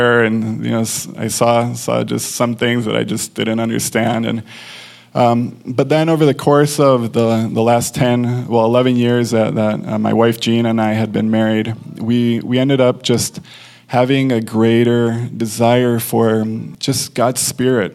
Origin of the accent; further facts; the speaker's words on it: Mexico; moved away; I grew up in Mexico